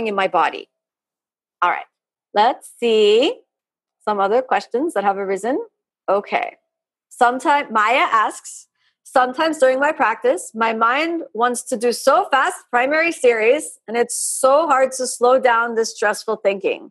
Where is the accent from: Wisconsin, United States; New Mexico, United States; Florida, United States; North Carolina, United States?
Florida, United States; I'm from Florida, it's really warm here